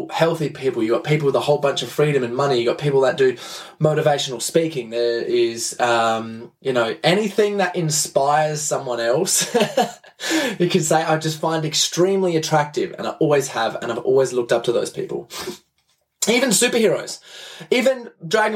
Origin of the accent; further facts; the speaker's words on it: Adelaide, South Australia, Australia; I'm from Adelaide in Australia